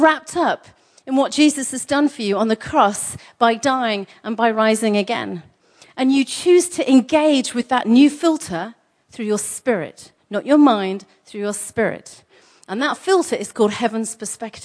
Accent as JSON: {"language": "English", "region": "England", "country": "United Kingdom", "said": "I'm English"}